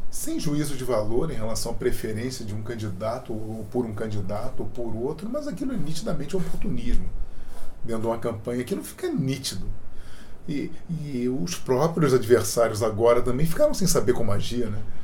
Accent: Brazil; como cidadão, como brasileiro, como pai, como avô

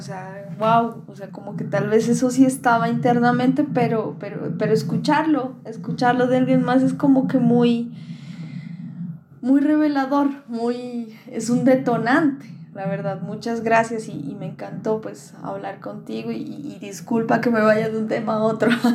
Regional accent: Pasto, Nariño, Colombia; also born or lived in Popayán, Colombia; nos viniéramos a vivir acá, Pasto

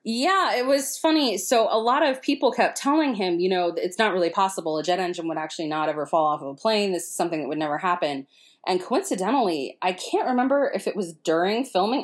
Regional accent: Florida, United States; I'm from Florida

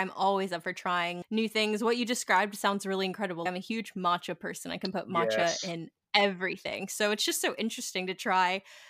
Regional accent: California, United States; born there; Funny enough, I'm actually a military kid, so I've lived everywhere in the U.S. I was born in California, but right now I currently live in around right outside of DC, Washington, DC.

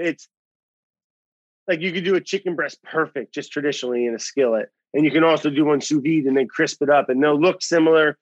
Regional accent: Northern New Jersey, United States; I grew up right in Northern New Jersey. We bordered up against Pennsylvania and New York on the Delaware Water Gap

